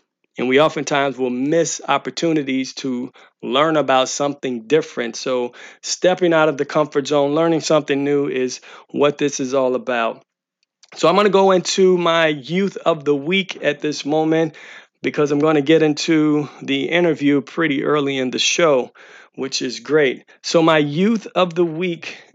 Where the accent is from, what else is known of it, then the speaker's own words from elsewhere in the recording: St. Louis, Missouri, United States; moved away; St. Louis, Missouri, which is my hometown